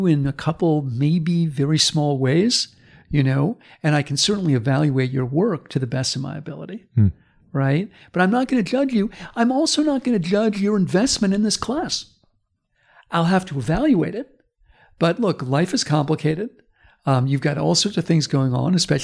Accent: United States; as an American

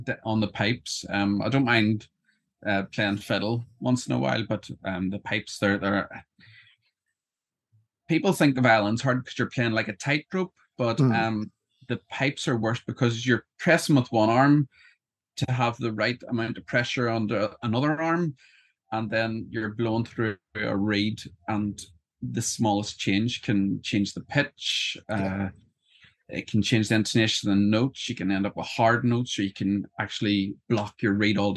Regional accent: Northern Ireland, United Kingdom; also born or lived in Wakefield, England; I'm from Northern Ireland. I live just outside Belfast.

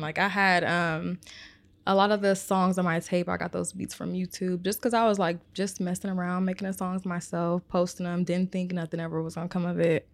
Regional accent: Omaha, Nebraska, United States; I am from Omaha, Nebraska.

